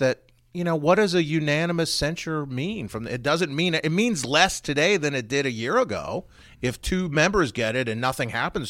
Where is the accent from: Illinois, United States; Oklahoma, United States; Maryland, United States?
Maryland, United States; Frederick; I grew up in Frederick